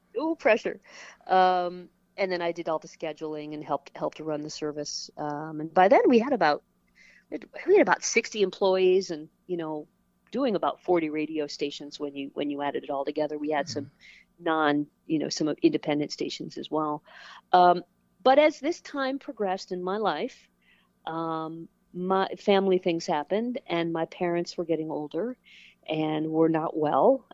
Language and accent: English; Toledo, Ohio, United States; moved away as an adult; also born or lived in Cincinnati, Ohio / Orange County, California; I am originally from Toledo, Ohio, um, and the radio was just always on in our house